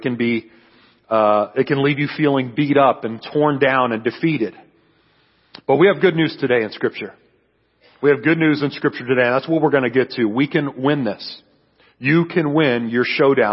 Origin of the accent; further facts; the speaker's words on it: San Antonio, Texas, United States; I'm from San Antonio, Texas